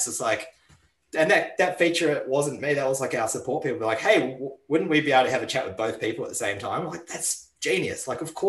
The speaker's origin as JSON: {"language": "English", "country": "New Zealand", "tie": "born or raised there", "moved": "yes", "lives_now": "Australia", "said": "When I grew up in New Zealand"}